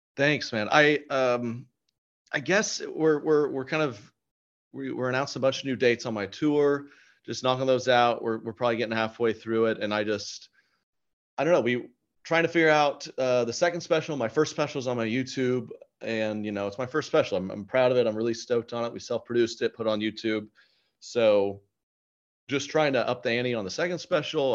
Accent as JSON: {"language": "English", "region": "Oklahoma", "country": "United States", "tie": "born or raised there", "said": "growing up in Oklahoma"}